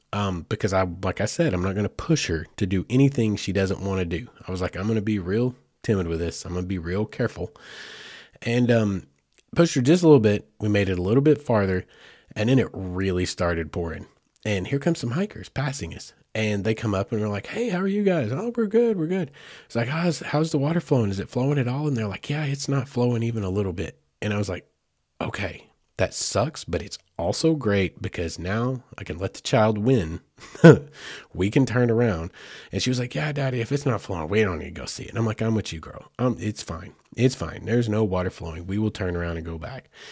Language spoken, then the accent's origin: English; Arkansas, United States; I cover a lot of Arkansas things right here in my home state